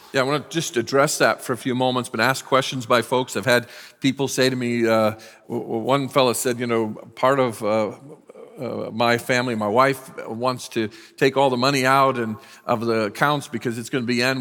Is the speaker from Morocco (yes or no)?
no; United States; I'm a very proud American, I'm glad I was born in this country